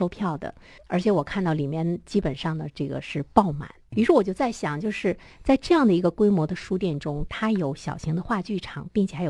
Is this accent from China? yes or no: yes; Dalian, Liaoning, China; 在这样的年末，我们大连人除了你去花钱购物，除了去逛街景儿，怎么样走进更多的文化的场所？